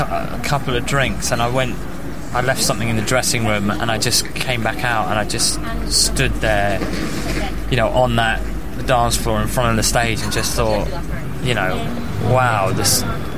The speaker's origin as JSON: {"language": "English", "region": "London", "country": "United Kingdom", "tie": "born or raised there", "also_born_or_lived": "Nottingham", "said": "I was raised in London"}